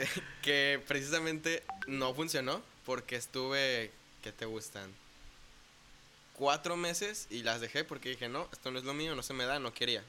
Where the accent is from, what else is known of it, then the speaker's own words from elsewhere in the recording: Puerto Vallarta, Jalisco, Mexico; also born or lived in Zapopan, Jalisco / Guadalajara, Jalisco / Bucerías, Nayarit; Me vine a vivir acá a Puerto Vallarta cuando cumplí cinco años con mi familia. Entonces, pues también podría decir que soy más pata salada que otra cosa